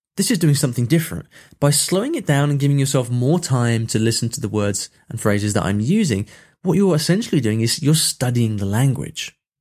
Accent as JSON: {"language": "English", "region": "England", "country": "United Kingdom", "said": "I'm English"}